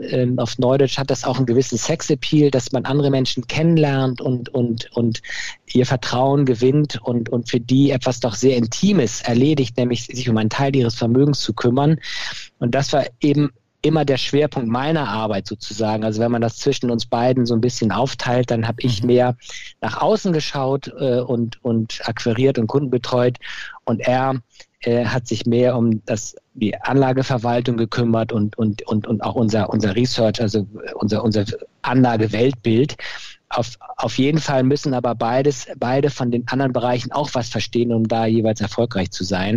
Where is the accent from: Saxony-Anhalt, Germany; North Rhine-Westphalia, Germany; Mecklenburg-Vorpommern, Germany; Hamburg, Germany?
Hamburg, Germany; moved away as an adult; now in Cologne, Germany; Ich bin in Hamburg geboren, komme also aus, aus der Hansestadt und habe dann mich ähm, entschlossen, in Köln zu studieren